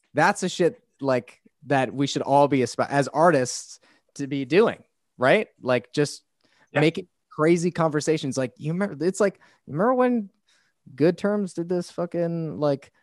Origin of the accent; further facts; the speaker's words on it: Boston, Massachusetts, United States; I grew up in Boston, and I went through a bunch of Boston hardcore shows